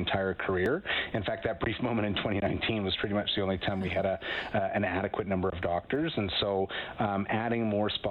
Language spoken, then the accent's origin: English; Winnipeg, Manitoba, Canada; moved away; I'm from Winnipeg, Manitoba originally